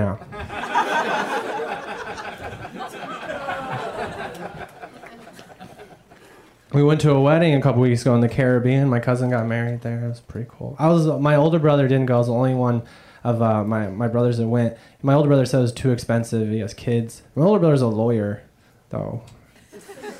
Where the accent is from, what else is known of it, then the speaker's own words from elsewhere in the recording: Indiana, United States; I grew up in Indiana